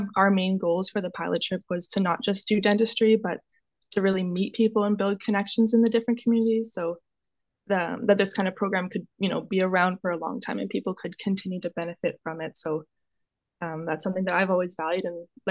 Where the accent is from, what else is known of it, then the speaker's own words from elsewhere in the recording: Westlock, Alberta, Canada; also born or lived in Edmonton; I'm originally from Westlock, Alberta, which for those of you who don't know, it's a small farming town about an hour north of Edmonton